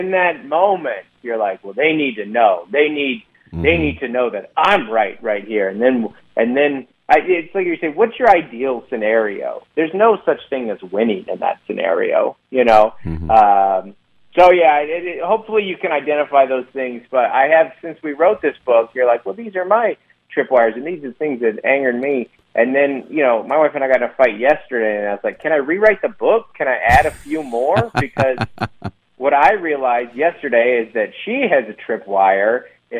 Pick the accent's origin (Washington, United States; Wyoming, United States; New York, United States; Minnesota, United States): Washington, United States; Federal Way; I'm from Federal Way